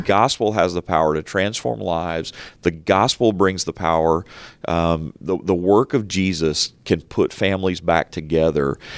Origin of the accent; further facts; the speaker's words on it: United States; we're conditioned, particularly as American Christians